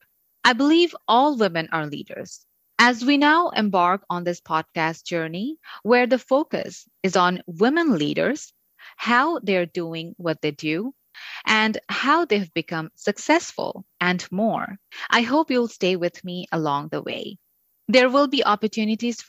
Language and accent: English; Bangladesh; moved away as an adult; now in Canada; I'm originally from Bangladesh, where I was a television newscaster and an anchor